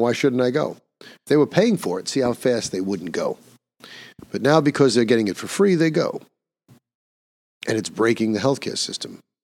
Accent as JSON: {"language": "English", "region": "New York", "country": "United States", "tie": "born or raised there", "said": "my home state of New York"}